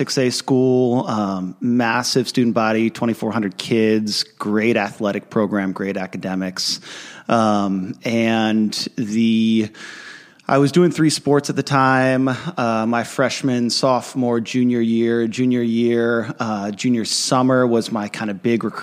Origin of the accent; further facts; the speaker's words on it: Annapolis, Maryland, United States; I'm from Annapolis, Maryland originally, from a family of five